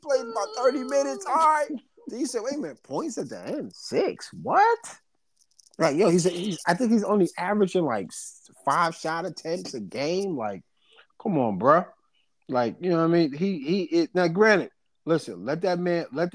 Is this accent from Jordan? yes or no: no; New York, United States; I'm from New York.